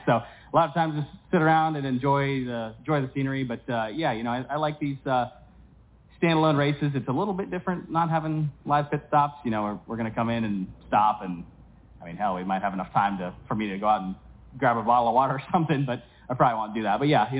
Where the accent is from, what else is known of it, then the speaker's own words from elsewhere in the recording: United States; me coming over there as an American driver